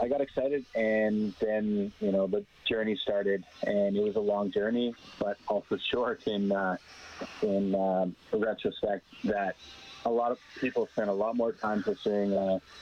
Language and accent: English; Calgary, Alberta, Canada; moved away as an adult; also born or lived in Saskatoon; I grew up in Calgary. I was born in Saskatoon, but spent most of my life in Calgary